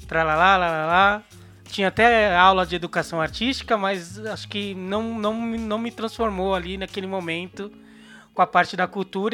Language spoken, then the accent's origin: Portuguese; São Paulo, Brazil; Sou da Zona Sul de São Paulo